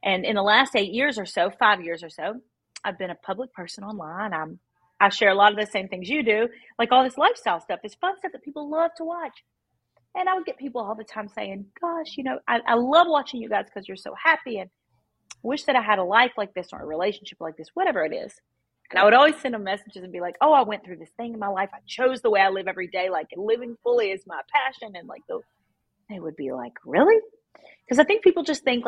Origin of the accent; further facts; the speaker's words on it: Kentucky, United States; now in Nashville, United States; I grew up in Kentucky. I live in Nashville now.